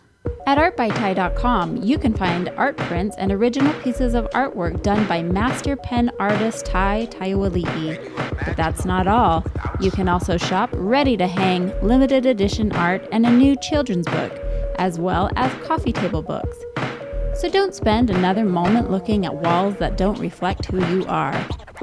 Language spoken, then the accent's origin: English; Utah, United States; The West, we're from Utah. Our family's here, our friends are here, so it's hard to leave here permanently.